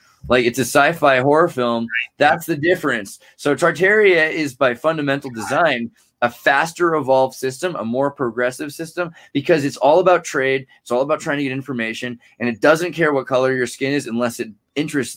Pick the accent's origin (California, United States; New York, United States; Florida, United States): California, United States; Santa Cruz; also born or lived in Silicon Valley; I'm from Santa Cruz, California